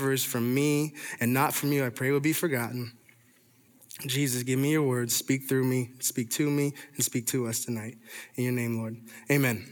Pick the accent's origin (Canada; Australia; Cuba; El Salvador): Canada; Toronto, Ontario; I'm from Canada, from Toronto